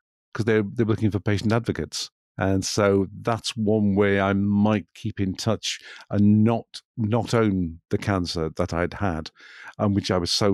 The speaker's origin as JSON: {"language": "English", "area": "Welsh", "region": "Wales", "country": "United Kingdom", "said": "being Welsh"}